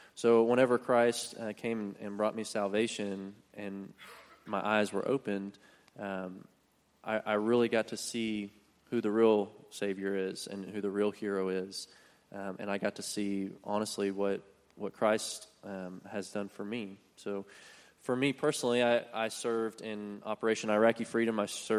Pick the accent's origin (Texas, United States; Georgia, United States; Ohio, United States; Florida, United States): Texas, United States; Keller; I grew up in Keller. My wife and I both went to Keller High School.